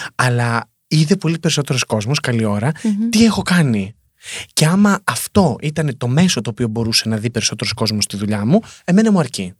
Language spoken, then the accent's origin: Greek; Greece; moved away; έρχομαι από την Ελλάδα